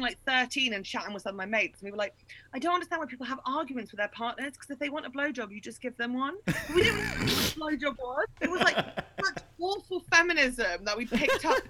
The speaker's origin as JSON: {"language": "English", "town": "Fleet", "region": "South East England", "country": "United Kingdom", "tie": "born or raised there", "also_born_or_lived": "Berlin, Germany", "moved": "as an adult", "said": "No, I moved to Germany as an adult. I was raised in Fleet."}